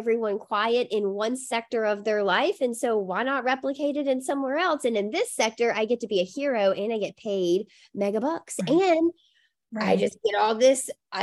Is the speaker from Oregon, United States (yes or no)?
no; Mississippi, United States; now in Boston, United States; I grew up in Mississippi